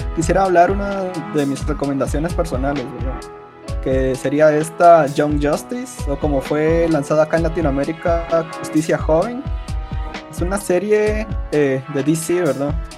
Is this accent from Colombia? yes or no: no; Guatemala; al menos aquí donde somos, de Guatemala